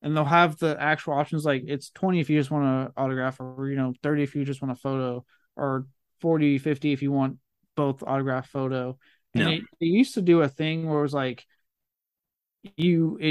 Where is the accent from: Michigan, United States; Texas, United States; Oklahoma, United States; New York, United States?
Texas, United States; I was from Texas